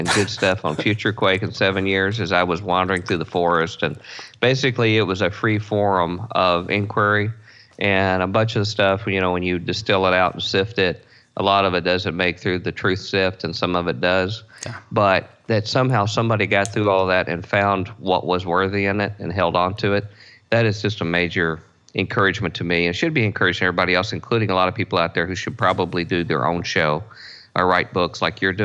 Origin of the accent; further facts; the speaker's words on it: Louisville, Kentucky, United States; I grew up in Louisville, Kentucky, in a blue-collar family